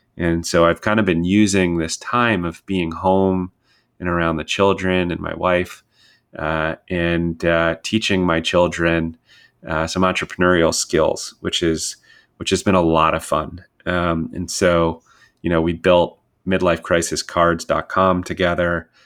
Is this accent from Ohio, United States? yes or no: no; Westchester County, New York, United States; moved away as an adult; I grew up in Westchester County, New York